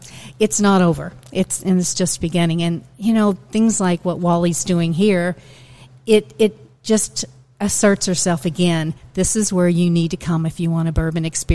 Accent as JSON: {"language": "English", "area": "Nelson County", "region": "Kentucky", "country": "United States", "tie": "born or raised there", "said": "I'm from Nelson County, born and raised"}